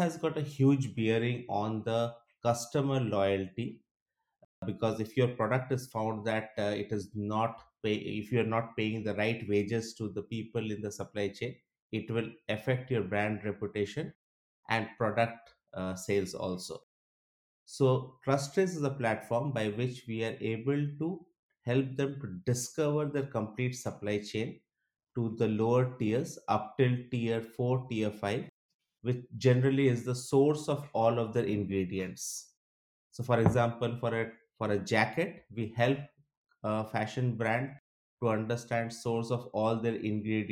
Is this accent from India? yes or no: yes; India; moved away as an adult; also born or lived in Malaysia / Singapore; now in Stockholm, Sweden; Originally, I am from India. I have been living in Stockholm for the last 11 years